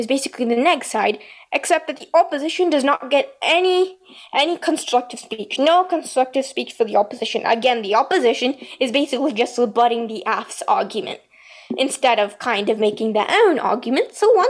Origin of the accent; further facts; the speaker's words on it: United Kingdom; I'm a British person. It's fairly hard for me to pronounce parallels.